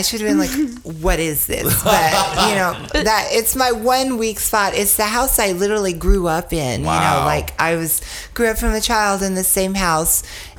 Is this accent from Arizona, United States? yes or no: no; Nashville, Tennessee, United States; moved away; I'm born and bred in Nashville